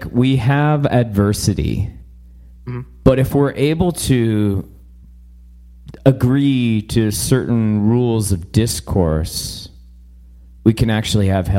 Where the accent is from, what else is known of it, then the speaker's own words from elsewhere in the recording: Vancouver, British Columbia, Canada; now in Airdrie, Canada; I grew up in British Columbia and Vancouver.